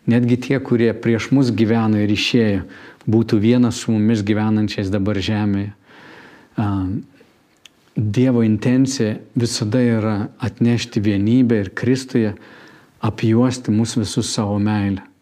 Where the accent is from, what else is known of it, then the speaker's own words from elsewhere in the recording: Lithuania; Mes visų pirma esam dangaus piliečiai, tik po to esam lietuviai